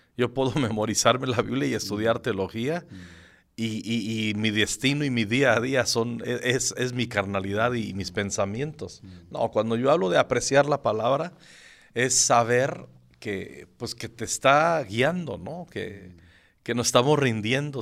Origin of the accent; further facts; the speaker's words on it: Zacapu, Michoacán, Mexico; moved away as an adult; also born or lived in Morelia, Michoacán; now in Mexico City, Mexico; yo soy originario de Michoacán. De un pueblo, no, no es pueblo, ahora es ciudad, que se llama Zacapu, Michoacán, que está entre Zamora y la capital Morelia. Yo nací ahí, hasta los 11 años viví ahí y luego todo lo que es mi secundaria y la prepa, ya me fui a Morelia